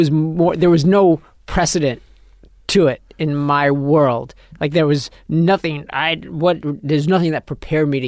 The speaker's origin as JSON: {"language": "English", "region": "New York", "country": "United States", "tie": "born or raised there", "said": "us growing up in New York"}